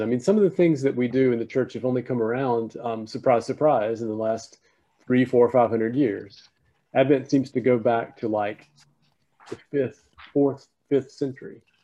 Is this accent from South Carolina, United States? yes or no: yes; South Carolina, United States; moved away as an adult; also born or lived in Austin, Texas; I grew up in South Carolina, but I'm, I am a priest of this diocese